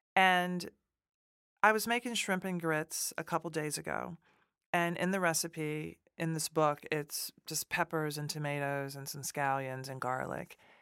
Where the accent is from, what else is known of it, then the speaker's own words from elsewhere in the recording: Nashville, Tennessee, United States; moved away; I'm from Nashville, Tennessee